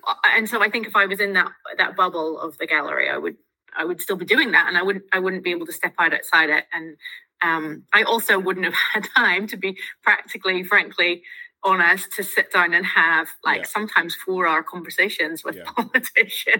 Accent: Northern Ireland, United Kingdom; moved away as an adult; now in New Zealand; I'm Irish

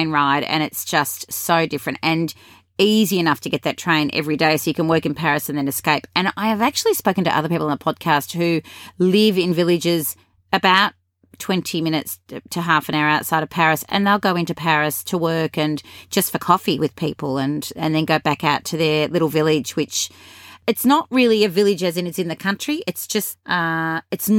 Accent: Australia; accent: Australian; my English Australian accent

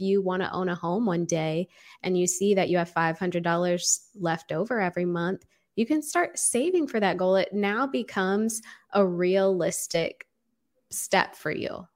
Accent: Austin, Texas, United States; moved away as an adult; also born or lived in Los Angeles, California; I grew up in Austin, Texas. I was born and raised here

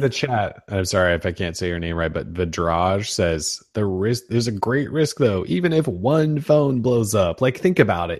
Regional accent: Montana, United States; born or raised there

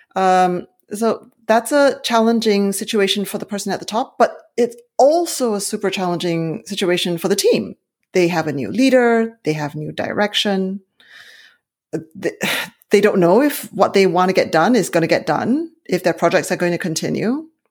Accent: Malaysia; now in Silicon Valley, California, United States; I'm originally from Malaysia

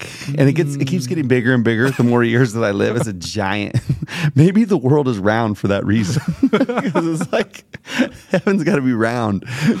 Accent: Smart, Texas, United States; Y'all, I'm from Smart, Texas.

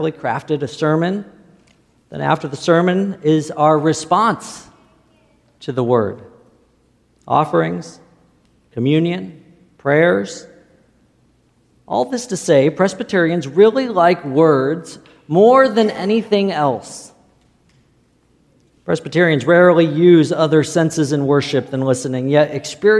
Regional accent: Illinois, United States; I didn't grow up in the desert. I grew up in Illinois

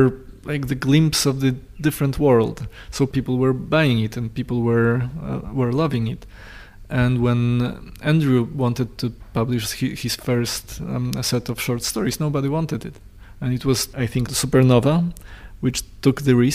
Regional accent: Poland; English is a second language; moved away; I'm Polish and I'm born in the culture

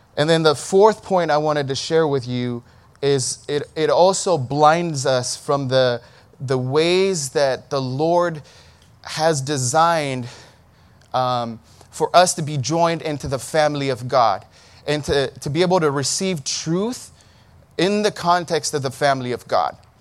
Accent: Ethiopia; In, in Ethiopia, we say Saul

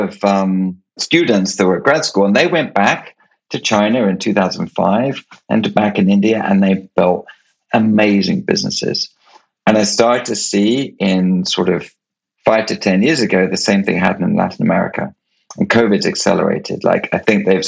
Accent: United Kingdom; I was born in Europe and in the UK

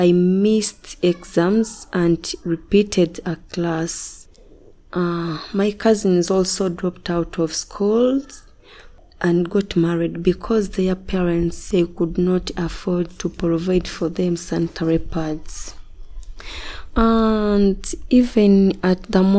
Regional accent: Uganda; I'm a Ugandan from Kamosha. I'm a married woman with one boy. I grew up from Tareja district with my grandma

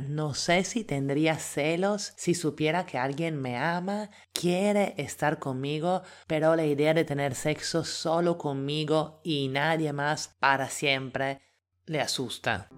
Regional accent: Italy; now in Lima, Peru; italiana en Lima

